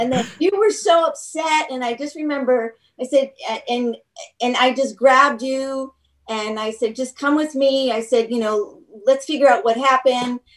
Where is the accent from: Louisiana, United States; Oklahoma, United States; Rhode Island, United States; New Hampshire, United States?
New Hampshire, United States; Manchester; also born or lived in New York; I'm from Manchester.